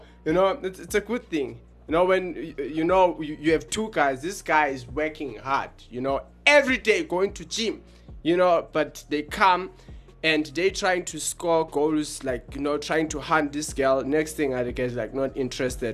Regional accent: Johannesburg, Gauteng, South Africa; We are from South Africa in Johannesburg

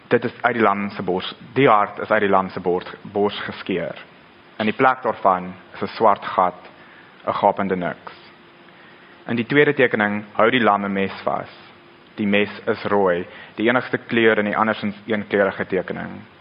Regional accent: Pretoria, Gauteng, South Africa; Ek kom van Pretoria af, so ek ken die stad baie goed

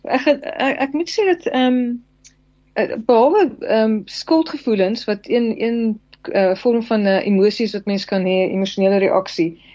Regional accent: South Africa; as alle Suid-Afrikaners

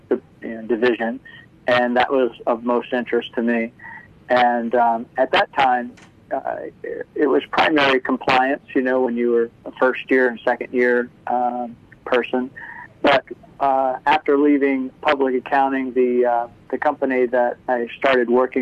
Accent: Washington, District of Columbia, United States; I'm from the Washington, D.C. area. Grew up here and have spent my whole career in the D.C. area.

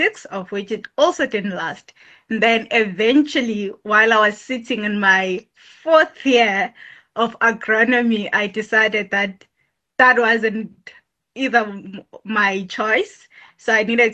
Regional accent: Johannesburg, Gauteng, South Africa; I grew up in Johannesburg.

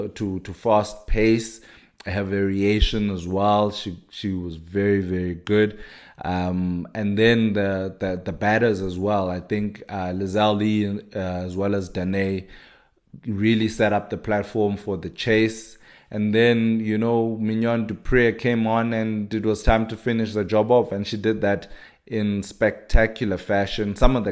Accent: South Africa; as a South African.

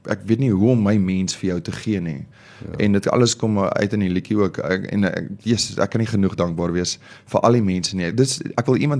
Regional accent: Omaruru, Erongo, Namibia; born there; also born or lived in Kriel / Namakwaland; ek is gebore in Omaruru in Namibië en ja. um, ons het 'n bietjie gebly in Kriel hier agter in Mpumalanga en toe gaan ons van daar af oor en toe gaan ons bly ons in Namakwaland

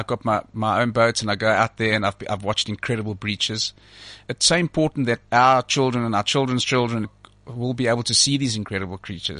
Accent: Somerset West, Western Cape, South Africa; when I was about 5 years old, when I was growing up in Somerset West

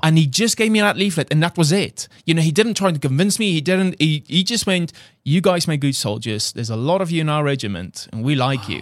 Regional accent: South Africa; accent: South African; English is a second language; moved away as an adult; he heard my accent, 'cause literally I flew from South Africa two days ago

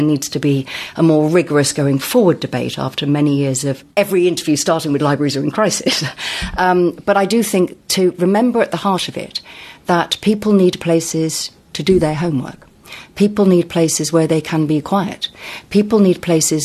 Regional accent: Sussex, South East England, United Kingdom; I come from Sussex

